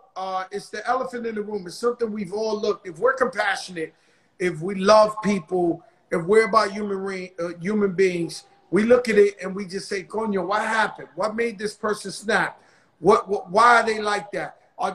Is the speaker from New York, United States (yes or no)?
yes; New York, United States; That's where I'm from.